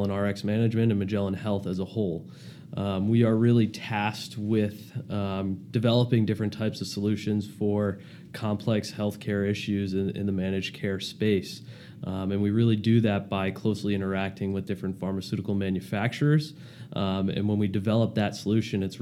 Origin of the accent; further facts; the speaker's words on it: Plymouth, Massachusetts, United States; moved away as an adult; also born or lived in Boston, Massachusetts; now in Newport, Rhode Island, United States; I grew up in Massachusetts, Plymouth, Mass.